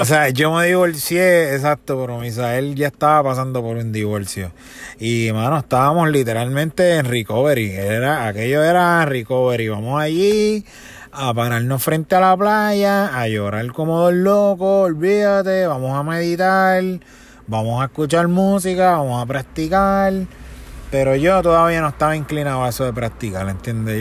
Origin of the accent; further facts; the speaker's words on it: Bayamón, Puerto Rico; yo soy de Bayamón, estudié también en la escuela Bayamón Militar y Academy, la academia de Bayamón